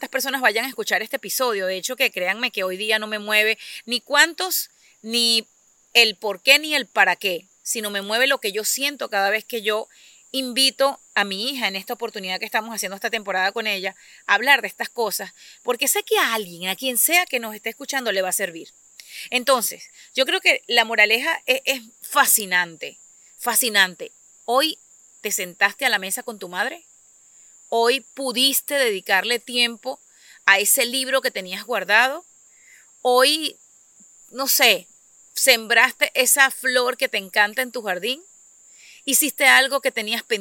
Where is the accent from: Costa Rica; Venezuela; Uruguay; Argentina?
Venezuela; moved away as an adult; despedí el día que me vine de Venezuela de haber finalizado los servicios de la partida de mi padre